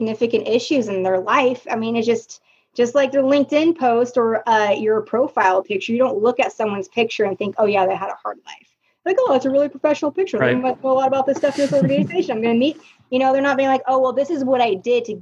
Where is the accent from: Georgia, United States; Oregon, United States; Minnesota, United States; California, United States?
Oregon, United States; moved away; I grew up in Oregon, and Oregon is very primarily white